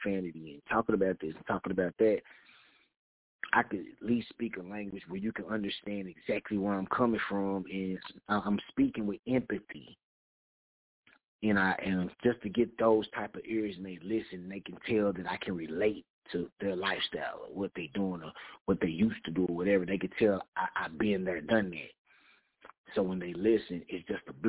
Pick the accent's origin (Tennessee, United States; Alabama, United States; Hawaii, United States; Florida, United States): Tennessee, United States; Knoxville; I'm from Knoxville, Tennessee.